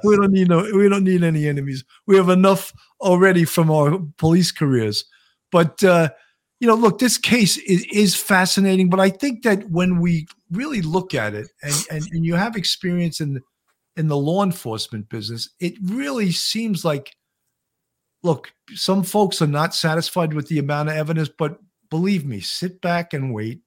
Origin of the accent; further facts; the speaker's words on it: Long Island, New York, United States; accent: Long Island; I'm from New York." He goes, "No, no, no, no, no, no. You're not from New York. Where? Where in New York?" I go, "Long Island